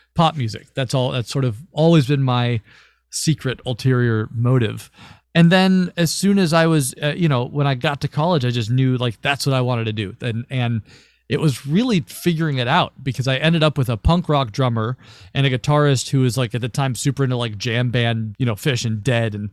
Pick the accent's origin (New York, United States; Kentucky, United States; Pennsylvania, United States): Kentucky, United States; Louisville; I was born and raised in Louisville, Kentucky, so not too far from you all, I don't think. And I was there forever